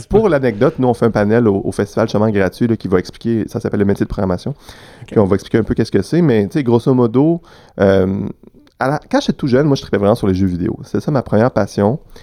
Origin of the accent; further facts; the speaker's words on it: Quebec City, Quebec, Canada; moved away as an adult; now in Montreal, Canada; moi, je suis né à Québec